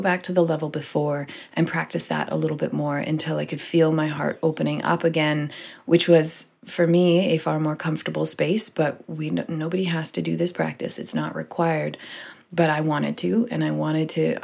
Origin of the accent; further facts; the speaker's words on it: Canada; as a Canadian